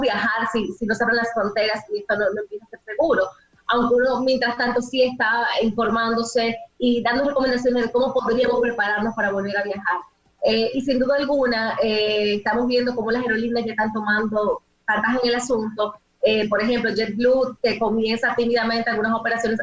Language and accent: Spanish; Dominican Republic; nosotros como dominicanos